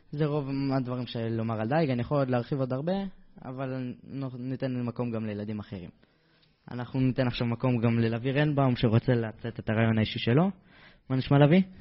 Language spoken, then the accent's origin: Hebrew; Netanya, Central District, Israel; born there; now in Avnei Hefetz, Israel; אני גר באבני חפץ, נולדתי בבית חולים לניאדו בנתניה. אה, עד עכשיו אני גר באבני חפץ.